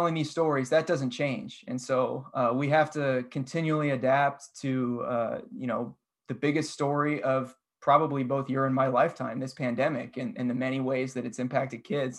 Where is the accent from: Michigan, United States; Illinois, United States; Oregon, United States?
Oregon, United States; Portland; I watched Brandon Roy play growing up in Portland